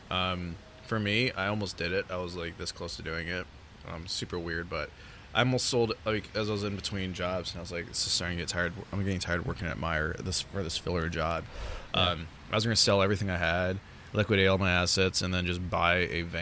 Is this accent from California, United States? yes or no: yes; California, United States; I'm actually from California originally.